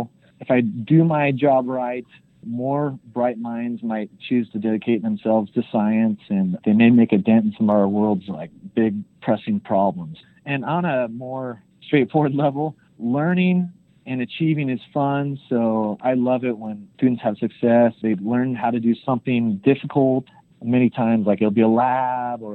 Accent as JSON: {"language": "English", "region": "Idaho", "country": "United States", "said": "I'm from Idaho, so it's a rural state."}